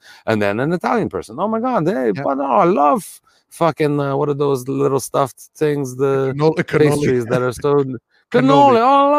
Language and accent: English; Canada; And as white people, I think, Luigi, growing up in Canada of all places, we can admit that we're privileged absolutely.